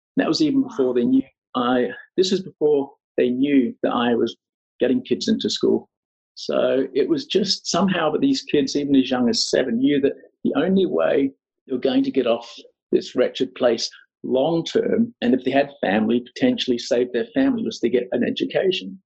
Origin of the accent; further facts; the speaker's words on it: Australia; moved away as an adult; also born or lived in Scotland / Sydney / Los Angeles; now in Cambodia; Born in Scotland, yeah. I, uh, my family emigrated when I was five years old, so I grew up in in Australia.